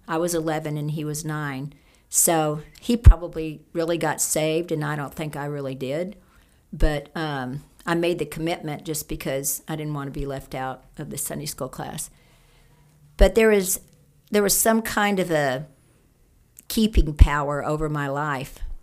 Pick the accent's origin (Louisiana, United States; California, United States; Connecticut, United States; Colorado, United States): Louisiana, United States; Cajun; I'm a Cajun